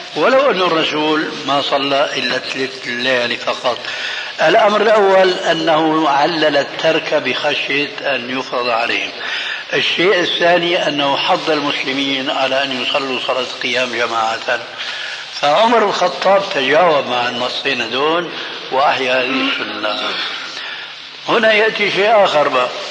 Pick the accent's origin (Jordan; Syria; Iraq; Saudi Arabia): Syria; Damascus; عندنا في الشام